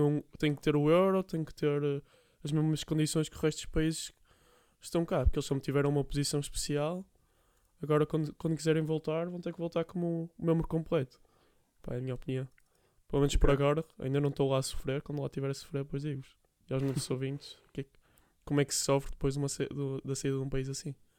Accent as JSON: {"language": "Portuguese", "country": "Portugal", "said": "como português e cidadão europeu"}